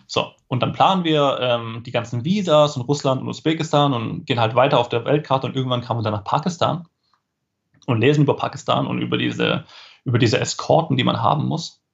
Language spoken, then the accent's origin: German; Esslingen, Baden-Württemberg, Germany; Bin aufgewachsen in äh, Esslingen, das ist eine, ja, eine Stadt in der Nähe von Stuttgart